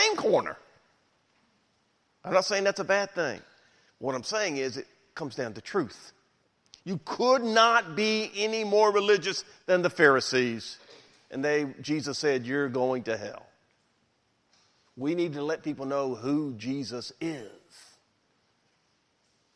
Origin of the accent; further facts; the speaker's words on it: Memphis, Tennessee, United States; I grew up in Memphis, been here my whole life